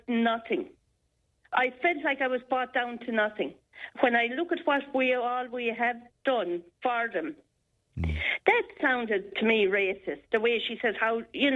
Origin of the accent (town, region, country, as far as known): Ireland